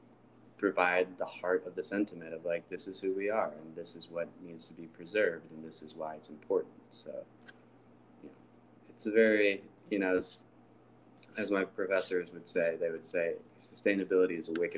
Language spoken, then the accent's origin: English; St. Louis, Missouri, United States; I'm from St. Louis. Like, that's, you know, the place that I would call home in a sense. That's what I know the most.